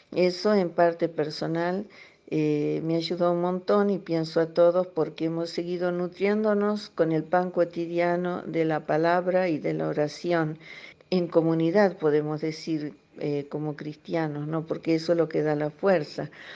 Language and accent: Spanish; Argentina; now in Cameroon; argentina de origen. Eh, vivo en Camerún.